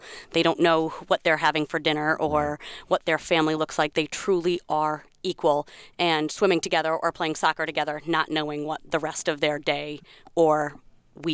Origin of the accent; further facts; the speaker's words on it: West Bridgewater, Massachusetts, United States; West Bridgewater.